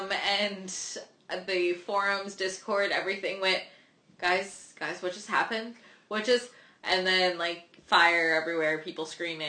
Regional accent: East Coast, United States; we're from the East Coast.

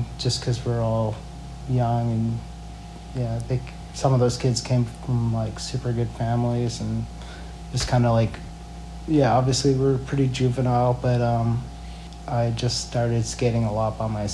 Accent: Edmonton, Alberta, Canada; moved away; also born or lived in Calgary / Yellowknife / Ottawa / Vancouver; when I was younger, I grew up in Edmonton

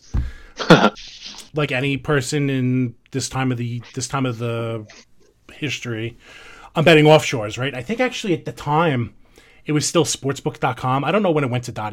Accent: New York, United States; accent: New York; everybody can tell from my terrible accent, I'm from New York.

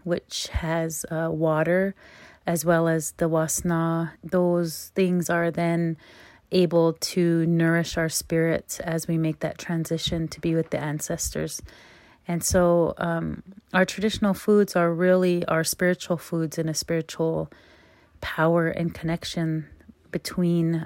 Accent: United States; I'm from Standing Rock

